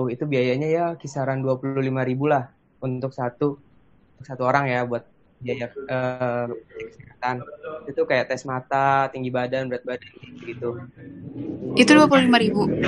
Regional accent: Jakarta, Indonesia; kenapa gue bisa gue orang Jakarta kenapa gue bisa dibikin di Bekasi

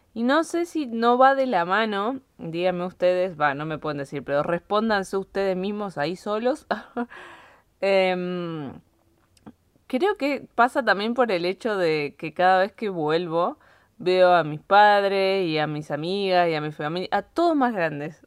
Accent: Bariloche, Río Negro, Argentina; moved away as an adult; now in Granada, Spain; Estoy en Argentina, en Bariloche, Argentina, de donde yo soy

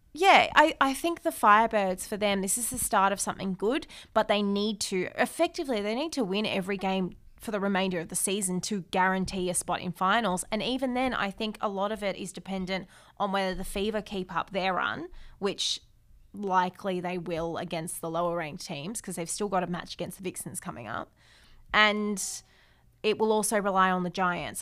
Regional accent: Australia; as an Aussie

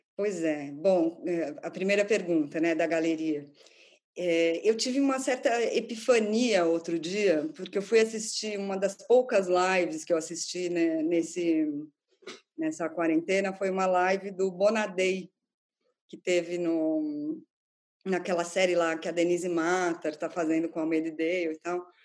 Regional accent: São Paulo, Brazil; moved away as an adult; now in London, United Kingdom; eu sou de São Paulo

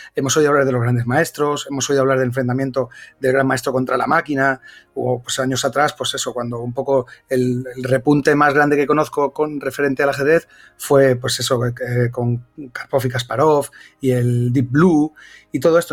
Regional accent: Bilbao, Basque Country, Spain; also born or lived in Extremadura; soy de Bilbao

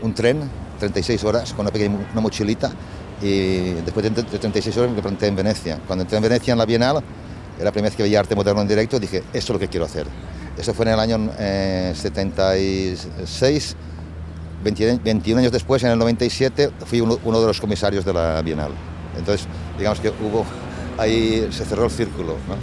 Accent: La Safor, Valencian Community, Spain; moved away as an adult; also born or lived in United States; now in Milan, Italy; yo nací en la Safor, en un ambiente rural

